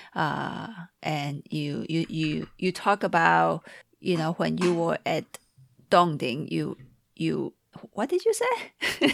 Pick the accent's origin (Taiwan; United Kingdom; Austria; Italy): Taiwan; now in Seattle, United States; from Taiwan, but in Seattle.